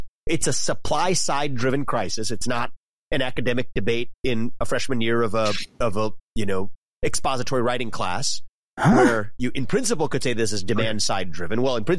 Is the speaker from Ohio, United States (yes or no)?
yes; Ohio, United States; my home state here in Ohio, where I'm talking to you from.